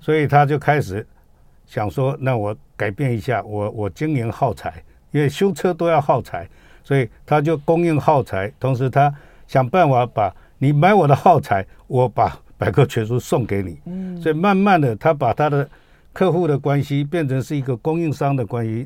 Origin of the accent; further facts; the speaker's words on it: Taiwan; 我们台湾人